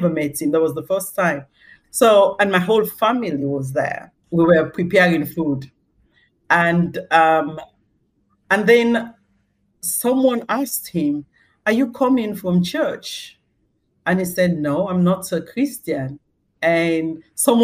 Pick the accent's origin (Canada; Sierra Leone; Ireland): Sierra Leone; moved away as an adult; also born or lived in East London, United Kingdom; now in London, United Kingdom; I was born in Sierra Leone, and that's where I grew up until the age of 29, when I moved to the UK to settle with my husband